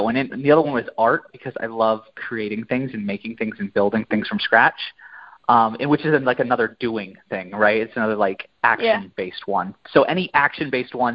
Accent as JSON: {"language": "English", "region": "Maine", "country": "United States", "tie": "born or raised there", "said": "I'm from the Northeast, so I'm from Maine. And so we have a ton of mountains up there."}